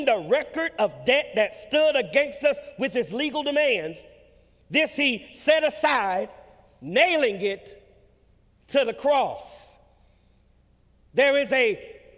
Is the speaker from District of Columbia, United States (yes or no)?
no; California, United States; I grew up in California